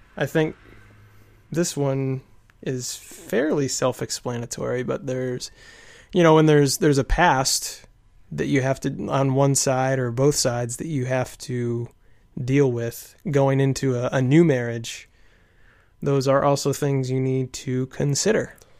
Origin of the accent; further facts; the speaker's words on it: United States; I'm from America